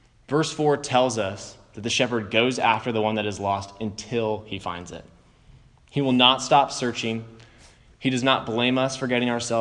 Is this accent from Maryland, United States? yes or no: yes; Potomac, Maryland, United States; I grew up in Potomac, Maryland, right outside of D.C.